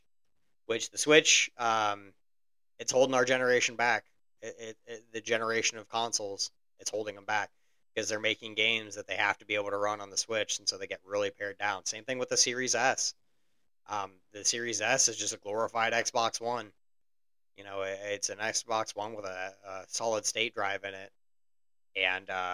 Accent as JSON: {"language": "English", "region": "Indiana", "country": "United States", "said": "we're from Indiana, not necessarily a place where one can go to get lobsters easily"}